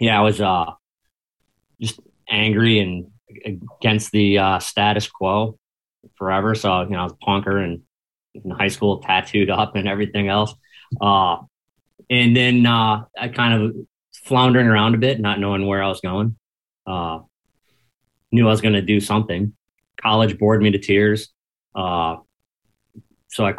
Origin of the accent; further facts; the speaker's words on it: Milwaukee, Wisconsin, United States; first language English; moved away as an adult; also born or lived in Lombard, Illinois; I'm from Milwaukee.